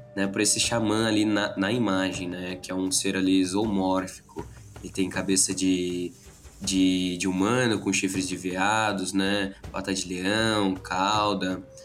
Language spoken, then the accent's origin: Portuguese; Brazil; nós brasileiros